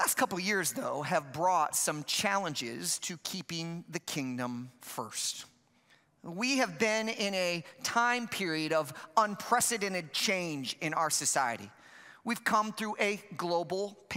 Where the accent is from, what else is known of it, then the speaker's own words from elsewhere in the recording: Chicago, Illinois, United States; I'm from Chicago